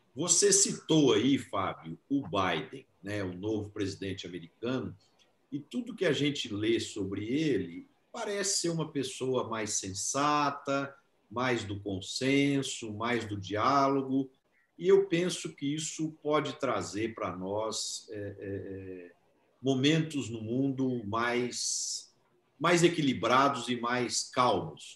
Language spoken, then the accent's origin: Portuguese; Ituverava, São Paulo, Brazil; uma em Tuverava, que é a minha terra natal, que eu adoro, que eu amo e tenho muito orgulho de ser de lá